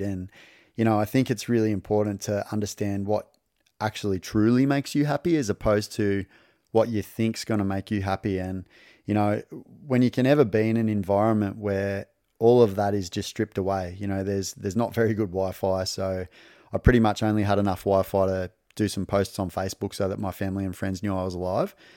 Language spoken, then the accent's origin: English; country Victoria, Australia; also born or lived in Darwin, Northern Territory, Australia; I was born in Darwin and we moved south down to country Victoria. And so I grew up without my dad